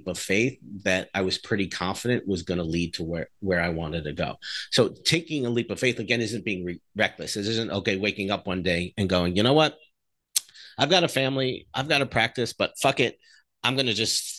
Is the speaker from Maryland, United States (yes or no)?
no; New Jersey, United States; I grew up in New Jersey